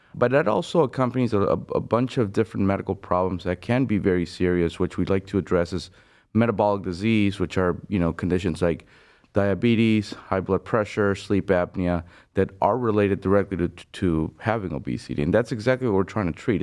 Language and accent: English; Venezuela; moved away as an adult; now in Cleveland, United States; I'm originally from Venezuela. I did medical school back home, and, uh, then I moved abroad to the U S